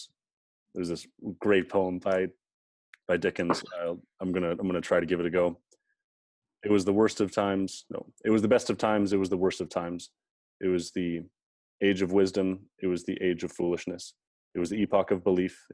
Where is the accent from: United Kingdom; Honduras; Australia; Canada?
Canada; we have as Canadian citizens